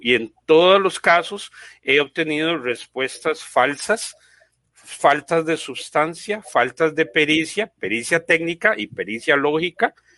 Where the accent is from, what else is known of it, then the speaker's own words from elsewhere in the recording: Costa Rica; yo soy costarricense, eh, tengo 54 años